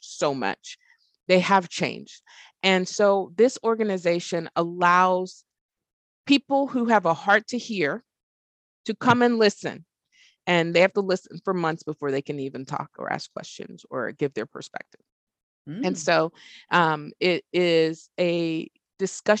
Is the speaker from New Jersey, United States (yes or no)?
no; Texas, United States; now in Arkansas, United States; I live in Arkansas, you know, and I'm from Texas